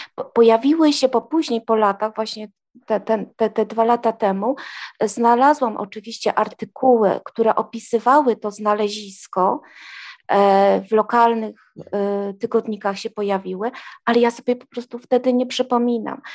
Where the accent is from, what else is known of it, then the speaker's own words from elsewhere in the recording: Trzemeszno, Greater Poland, Poland; w moim rodzinnym miasteczku w Trzemesznie